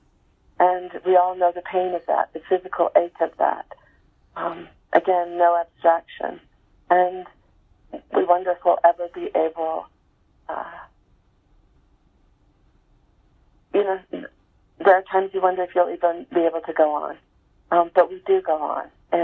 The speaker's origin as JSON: {"language": "English", "town": "Salt Lake City", "region": "Utah", "country": "United States", "tie": "born or raised there", "said": "we were growing up in Salt Lake City, you know, Mormon family"}